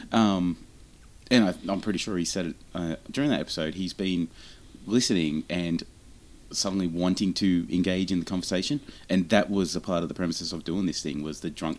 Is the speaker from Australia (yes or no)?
yes; Australia; We're Australian